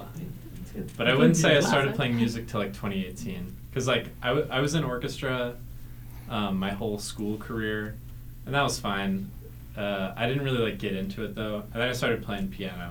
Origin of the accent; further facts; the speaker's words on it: Boise, Idaho, United States; now in Salt Lake City, United States; I play keyboard from Boise, Idaho